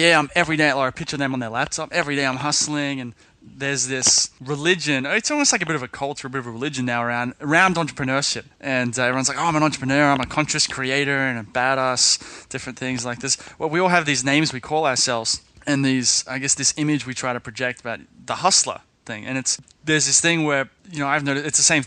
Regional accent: Sydney, New South Wales, Australia; when I was in Sydney, I grew up in Sydney

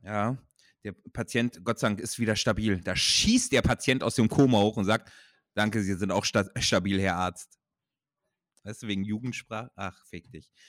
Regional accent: Ruhr area, North Rhine-Westphalia, Germany; Ich komme aus dem Ruhrgebiet

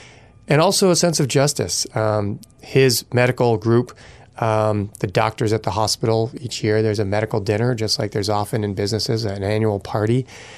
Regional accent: Massachusetts, United States; now in Vermont, United States; I grew up outside of Boston. I ultimately moved to Vermont to go to the University of Vermont.

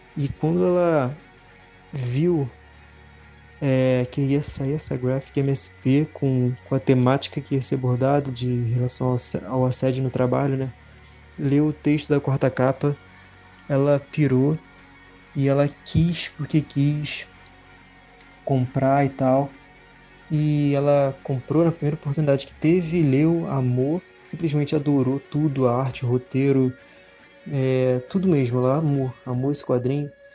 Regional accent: Rio de Janeiro, Brazil; Sou do Rio de Janeiro, tenho 22 anos

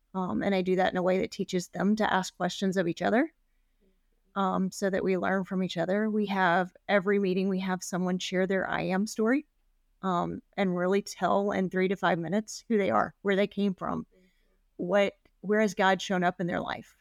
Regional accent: Memphis, Tennessee, United States; now in Portland, United States; I grew up in Memphis

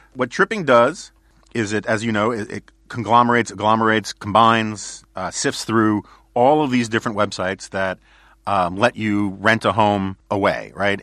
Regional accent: New York City, New York, United States; growing up in New York City in the nineteen seventies

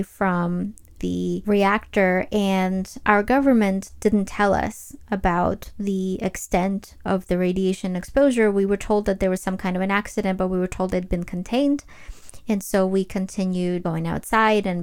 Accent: Ukraine; I was actually born and raised in Ukraine

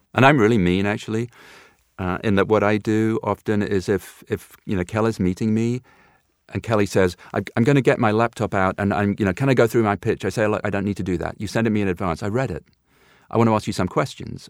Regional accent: United Kingdom; being a Brit of a certain age

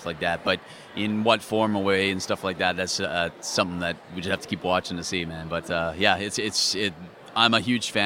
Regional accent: Vancouver, British Columbia, Canada; I'm actually Canadian. I'm Vancouver, Canada

